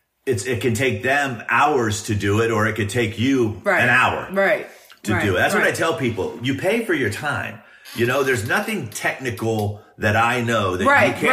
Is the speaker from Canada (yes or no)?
no; California, United States; now in Nashville, United States; I'm from California.